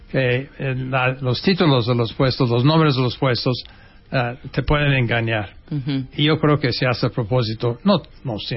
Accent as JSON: {"language": "Spanish", "region": "Oaxaca", "country": "Mexico", "tie": "born there", "said": "Cuando de repente a mi mamá le dio un dolor de panza. Y así nací en Oaxaca."}